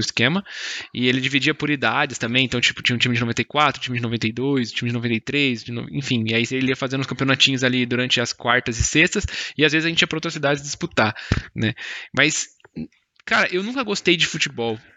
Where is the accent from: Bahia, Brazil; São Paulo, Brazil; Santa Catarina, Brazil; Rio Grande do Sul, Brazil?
São Paulo, Brazil; Mogi; tinha uma escola de futebol pública aqui na cidade do, de onde eu nasci, Mogi